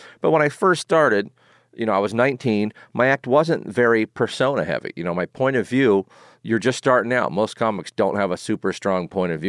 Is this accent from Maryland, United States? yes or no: yes; Maryland, United States; accent: mix of New York and Maryland; Yeah, I do have a mix of New York and Maryland accent.